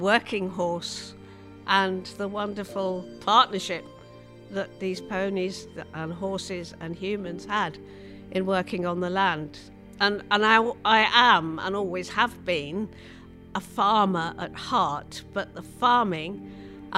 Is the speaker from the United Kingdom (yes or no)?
yes; Kentmere, North West England, United Kingdom; also born or lived in Ireland; we went to live in the Lake District. We went to live in Kentmere, and I was about eight